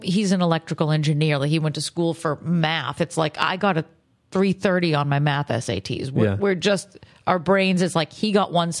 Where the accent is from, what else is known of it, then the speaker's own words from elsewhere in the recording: Boston, Massachusetts, United States; that's the thing with Boston, too, is, like, I love my hometown because, you know, not a lot of people who grew up there, when you move away, like it